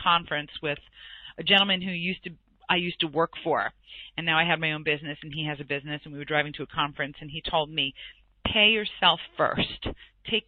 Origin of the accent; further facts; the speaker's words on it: New York, United States; I'm from New York